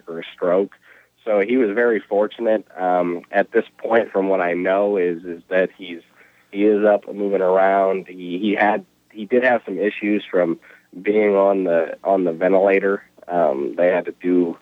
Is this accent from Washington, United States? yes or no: yes; Washington, United States; moved away; also born or lived in Nebraska / Arkansas; I'm from Washington State originally